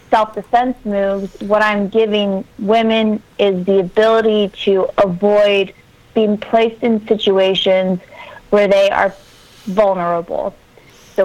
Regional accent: Miami, Florida, United States; I grew up in Miami, Florida

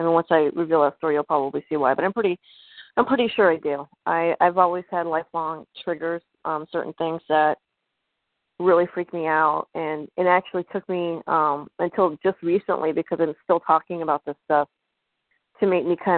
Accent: Bennington, Vermont, United States; I'm originally from Bennington, Vermont, and the town itself has a lot of mystery concerning it.

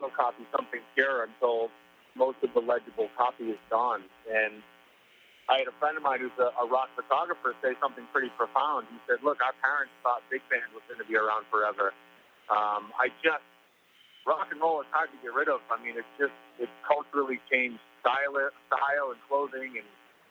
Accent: New England, United States; I grew up in New England.

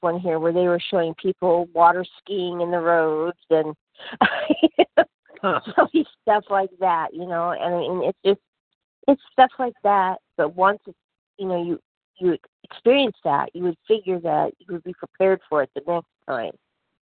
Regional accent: Oregon, United States; now in Arizona, United States; I grew up in Oregon, you know, and I was used to rain

